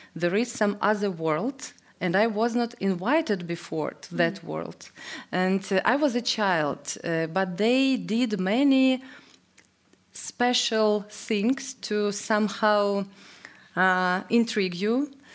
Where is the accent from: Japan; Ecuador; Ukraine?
Ukraine; English is a second language; I was born in Soviet Union